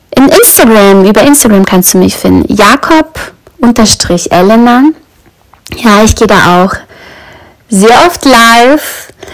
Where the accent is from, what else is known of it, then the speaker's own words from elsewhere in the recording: Brandenburg, Germany; Ich weiß, wo ich aufgewachsen bin. In Brandenburg.